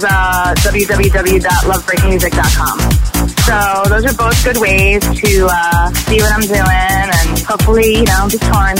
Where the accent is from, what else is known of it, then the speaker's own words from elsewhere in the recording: New York, United States; I'm born and raised in New York